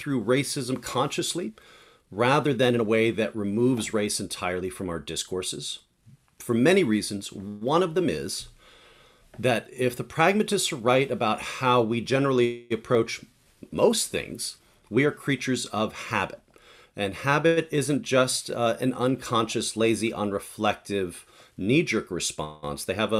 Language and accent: English; Santurce, Puerto Rico; also born or lived in Rockville, Maryland / upstate New York / Eugene; I'm originally from Santurce, Puerto Rico, but I've lived all over the country. I lived in Rockville, Maryland, upstate New York, obviously, Eugene